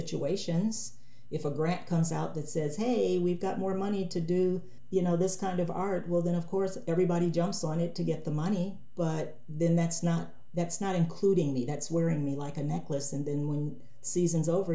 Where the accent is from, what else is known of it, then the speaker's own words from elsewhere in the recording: Cleveland, Ohio, United States; moved away; I grew up in inner city Cleveland, Ohio